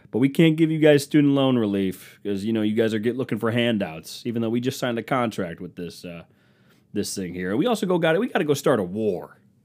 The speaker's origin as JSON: {"language": "English", "country": "United States", "said": "I'm American"}